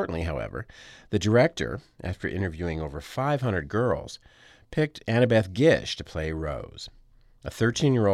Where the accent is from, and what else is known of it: Tucson, Arizona, United States; born or raised there